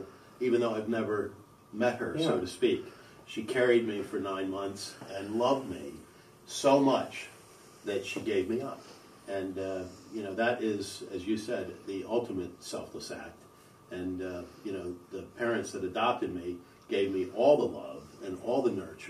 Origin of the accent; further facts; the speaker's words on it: Pennsylvania, United States; also born or lived in southern Brazil; I grew up in Pennsylvania, but I wasn't born here. I was born in a slum in southern Brazil